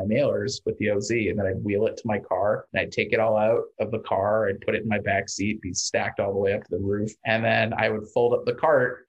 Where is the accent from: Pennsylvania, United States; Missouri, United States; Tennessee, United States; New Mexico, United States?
Missouri, United States; moved away; I grew up in Missouri